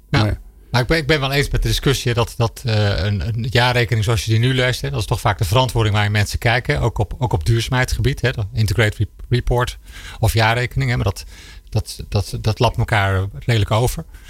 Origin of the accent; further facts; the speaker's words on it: Netherlands; als Nederlander